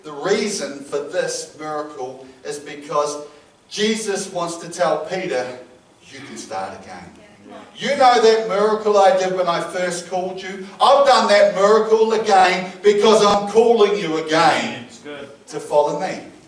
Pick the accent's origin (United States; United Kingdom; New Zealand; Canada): New Zealand; I'm a Kiwi